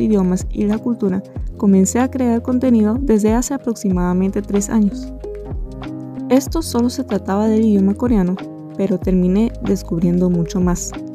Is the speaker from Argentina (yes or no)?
no; Venezuela; venezolana, diseñadora y educadora